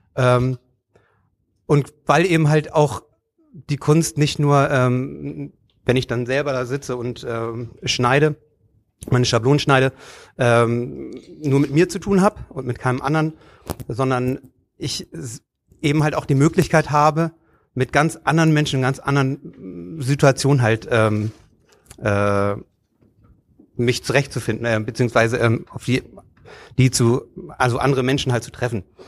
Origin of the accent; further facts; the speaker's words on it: Hamburg, Germany; ich komme selber aus Stelzhoop, äh, wo ich eigentlich groß geworden bin